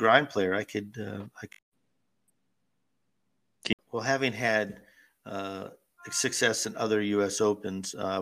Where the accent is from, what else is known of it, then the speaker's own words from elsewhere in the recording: Erie, Pennsylvania, United States; moved away; bowl not only in front of my hometown crowd, but do it in our civic center